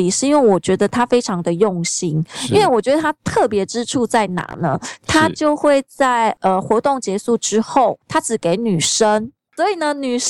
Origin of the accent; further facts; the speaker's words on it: Taiwan; born there; 对对对，农民历的节气，因为毕竟我们生在台湾。